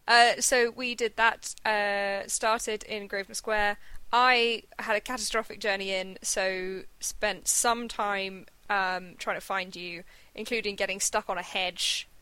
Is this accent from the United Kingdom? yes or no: yes; United Kingdom; I am British